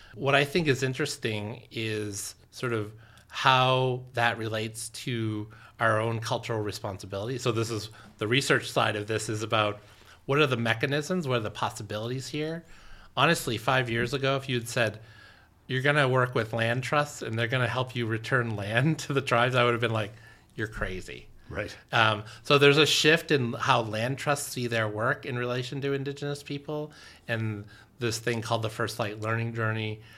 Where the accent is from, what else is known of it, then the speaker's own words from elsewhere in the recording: Orono, Maine, United States; I grew up here in Orono